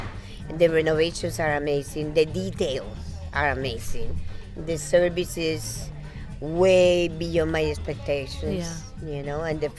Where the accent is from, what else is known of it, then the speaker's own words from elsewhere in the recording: Puerto Rico; I'm from Puerto Rico